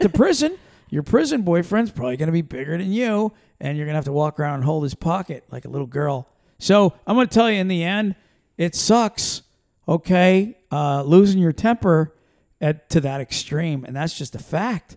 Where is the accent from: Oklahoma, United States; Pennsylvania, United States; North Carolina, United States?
Pennsylvania, United States; moved away; we're from Pennsylvania originally